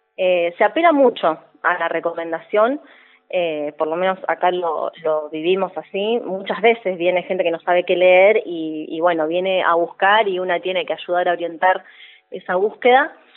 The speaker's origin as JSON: {"language": "Spanish", "region": "Neuquén", "country": "Argentina", "also_born_or_lived": "Buenos Aires", "moved": "as an adult", "said": "Yo soy neuquina, así que yo volví en mi caso"}